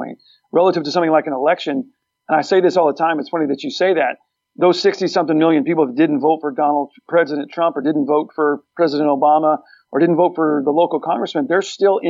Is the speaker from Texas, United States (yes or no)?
yes; Texas, United States; We're all from Texas.